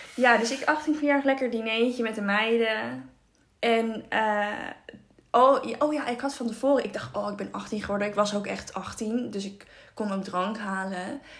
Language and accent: Dutch; Haarlem, North Holland, Netherlands; We komen uit Haarlem